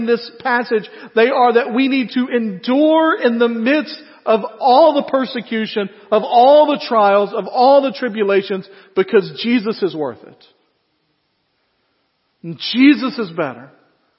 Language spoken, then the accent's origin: English; United States; as comfortable American Christians